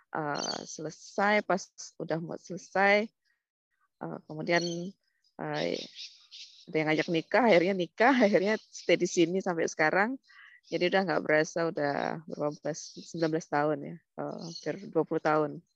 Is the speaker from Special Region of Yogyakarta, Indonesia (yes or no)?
no; Lombok, West Nusa Tenggara, Indonesia; moved away as an adult; now in Sydney, Australia; dulu datang dari Lombok karena memang asli Lombok.